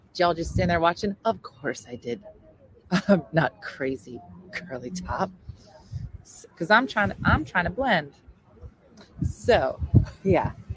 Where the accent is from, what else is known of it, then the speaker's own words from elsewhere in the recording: New Jersey, United States; I'm from New Jersey.